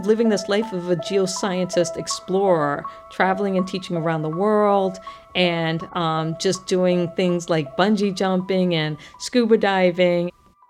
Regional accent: Guam; I was born on Guam because my father was working at the NASA tracking station during the Apollo missions.

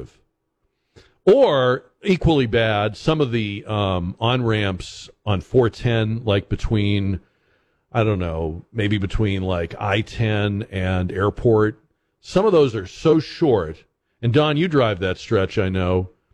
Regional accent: Massachusetts, United States; moved away; when I was a kid growing up in New England, in Massachusetts

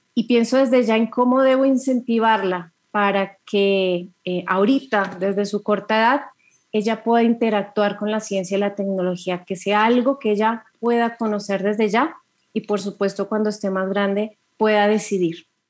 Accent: Colombia; soy mujer, soy colombiana

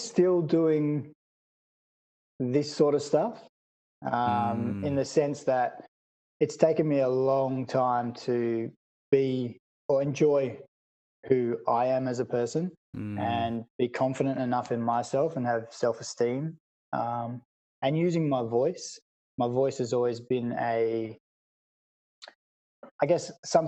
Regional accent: Mandurah, Western Australia, Australia; born or raised there; also born or lived in Perth / Fremantle / Pinjarra

